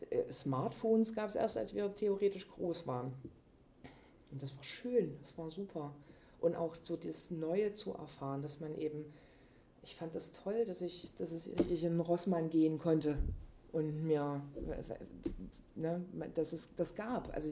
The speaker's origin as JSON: {"language": "German", "town": "Leipzig", "region": "Saxony", "country": "Germany", "tie": "born or raised there", "said": "äh, ich bin Leipzigerin. Darüber identifiziere ich mich auf jeden Fall. Ähm, ja. Und ich mag das hier groß geworden zu sein."}